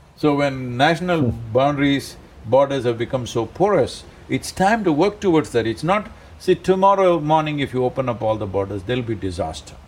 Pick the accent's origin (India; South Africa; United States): India; I'm Indian